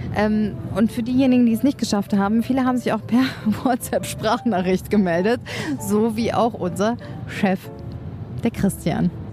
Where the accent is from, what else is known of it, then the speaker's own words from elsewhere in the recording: Sauerland, North Rhine-Westphalia, Germany; bei den Kühen im Sauerland in meiner Heimat